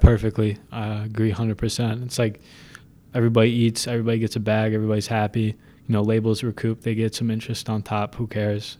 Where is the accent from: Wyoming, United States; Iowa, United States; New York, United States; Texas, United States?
New York, United States; Buffalo; I'm from Buffalo.